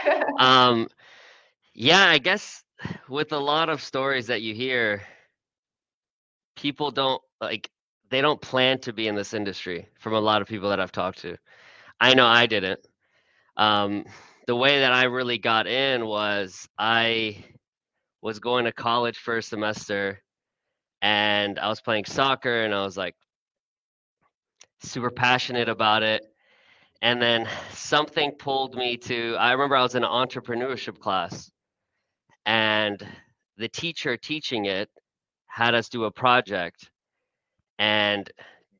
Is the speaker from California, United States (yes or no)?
no; Houston, Texas, United States; moved away as an adult; also born or lived in Austin; I was born and raised in Houston. My family came from Iran. I was first generation American